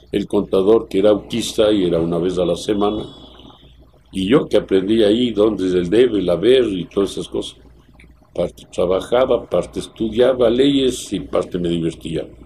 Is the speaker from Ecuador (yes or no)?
yes; Tulcán, Carchi, Ecuador; moved away; also born or lived in Quito; Y yo nací en Tulcán, así que soy pupo. Eh, mi padre era de Macará, mi madre de Manabí, hija de un eh, diplomático colombiano.